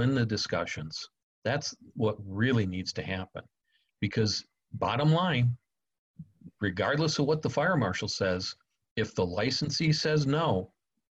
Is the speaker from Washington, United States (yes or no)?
no; Michigan, United States; now in Florida, United States; I'm from Michigan, and I'm accustomed to basically stick and lumber buildings